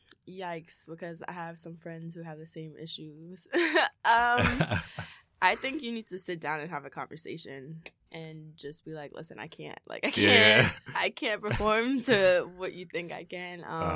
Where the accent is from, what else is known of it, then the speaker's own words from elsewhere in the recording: Elmont, New York, United States; I'm from Long Island, Elmont. I went to Temple University in Philly.